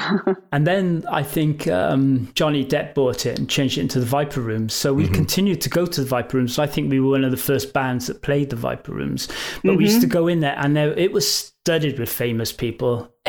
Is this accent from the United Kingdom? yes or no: yes; England, United Kingdom; You know, we're from England. We need somewhere to stay.